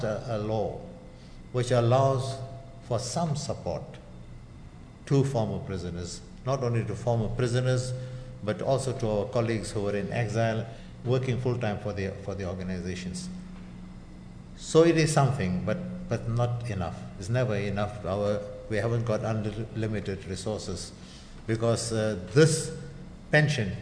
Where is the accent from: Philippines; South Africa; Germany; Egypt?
South Africa; Under apartheid, we were not white enough